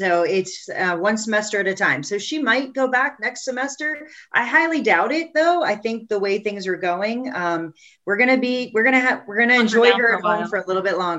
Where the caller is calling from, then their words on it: Columbus, Ohio, United States; So I'm calling from Columbus, Ohio